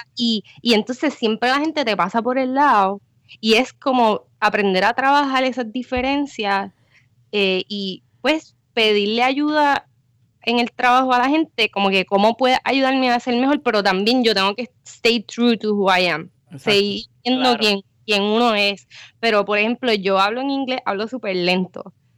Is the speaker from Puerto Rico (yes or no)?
yes; San Juan metropolitan area, Puerto Rico; moved away; also born or lived in Guaynabo / Cataño / Bayamón; yo soy del área metro